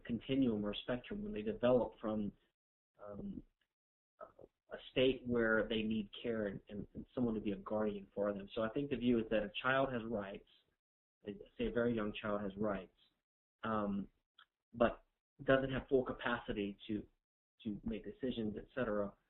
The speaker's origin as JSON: {"language": "English", "region": "Louisiana", "country": "United States", "said": "I'm from Louisiana, which is a civil law jurisdiction"}